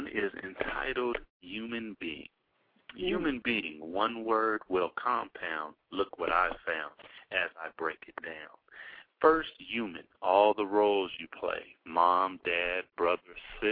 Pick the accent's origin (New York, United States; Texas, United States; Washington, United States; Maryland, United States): Washington, United States; we're from Washington